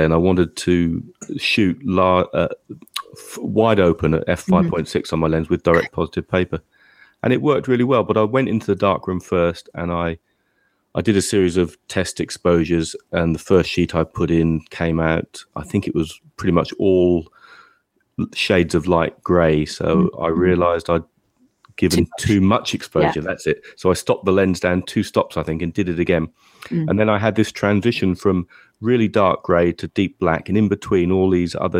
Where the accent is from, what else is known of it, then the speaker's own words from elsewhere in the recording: England, United Kingdom; we're English